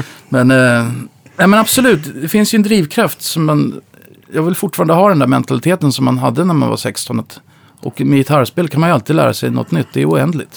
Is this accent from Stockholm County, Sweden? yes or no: yes; Upplands Väsby, Stockholm County, Sweden; also born or lived in Uppsala; Jag växte upp i Upplands Väsby